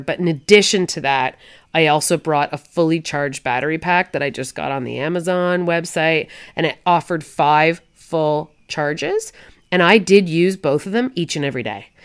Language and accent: English; Canada; I'm Canadian